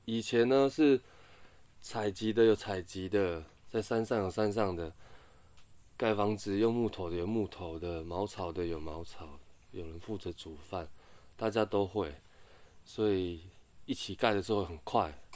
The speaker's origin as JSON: {"language": "Chinese", "area": "a Puyuma tribal village", "region": "Taitung County", "country": "Taiwan", "tie": "born or raised there", "said": "我从小是在卑南族的部落长大的"}